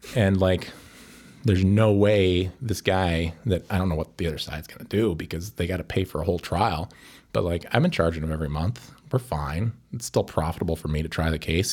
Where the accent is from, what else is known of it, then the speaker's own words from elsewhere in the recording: Evansville, Wisconsin, United States; moved away as an adult; also born or lived in Saint Paul, Minnesota; now in Chicago, United States; I'm from Evansville, Wisconsin. Uh, it's a town of about three thousand people near Madison